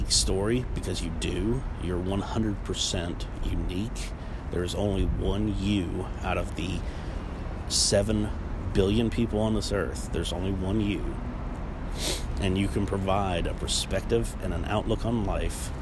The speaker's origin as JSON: {"language": "English", "region": "Ohio", "country": "United States", "tie": "born or raised there", "moved": "yes", "lives_now": "Charlotte, United States", "said": "I came from a tiny coal mining town. a middle of nowhere place. If you've ever been on 70 and 77 and you've stopped for gas at that point, you've probably been into my hometown"}